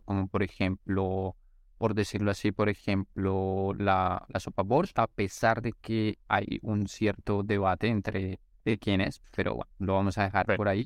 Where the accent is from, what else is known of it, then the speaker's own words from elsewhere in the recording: Colombia; now in Russia; Somos colombianos y yo vivo en estos momentos en Rusia